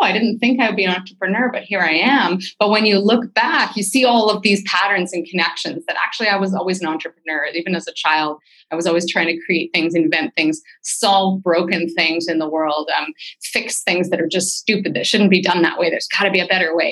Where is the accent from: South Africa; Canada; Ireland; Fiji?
Canada; Vancouver, British Columbia; I'm from Vancouver